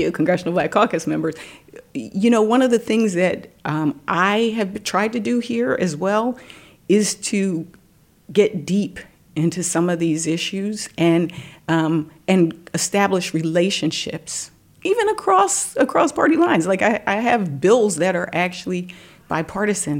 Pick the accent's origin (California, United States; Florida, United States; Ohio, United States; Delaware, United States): Delaware, United States; head of state personnel in the state of Delaware, my home state